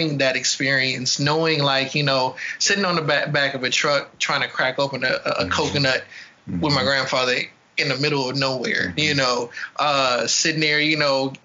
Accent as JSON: {"language": "English", "town": "Oakland", "region": "California", "country": "United States", "tie": "born or raised there", "also_born_or_lived": "Baton Rouge, Louisiana", "said": "I was born in Baton Rouge, grew up in California"}